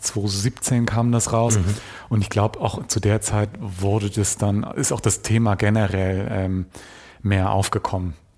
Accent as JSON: {"language": "German", "country": "Germany", "said": "wir sind im Westen groß geworden, wir sind hier geboren"}